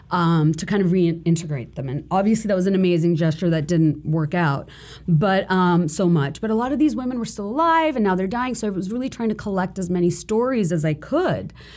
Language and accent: English; Bangladesh; moved away; growing up in Bangladesh and going to the school that I did